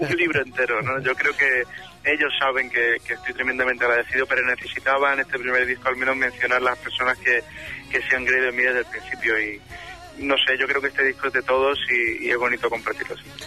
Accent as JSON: {"language": "Spanish", "town": "Málaga", "region": "Andalusia", "country": "Spain", "moved": "yes", "said": "cuando baje a mi tierra, a Málaga, pues eh, con la familia"}